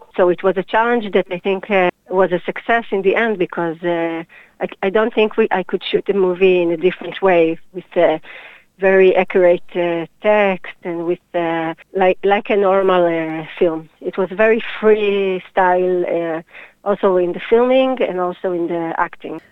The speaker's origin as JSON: {"language": "English", "town": "Hadera", "region": "Haifa District", "country": "Israel", "tie": "born or raised there", "also_born_or_lived": "Jerusalem", "lives_now": "Tel Aviv, Israel", "said": "I was born in Hadera 38 years ago"}